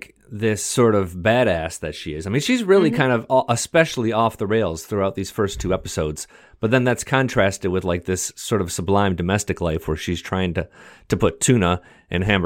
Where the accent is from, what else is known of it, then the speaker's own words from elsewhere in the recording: Detroit, Michigan, United States; I grew up in Detroit